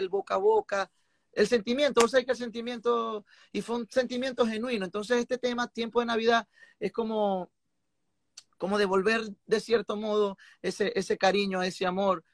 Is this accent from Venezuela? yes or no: yes; Venezuela; como buen venezolano, a nosotros nos gusta de todo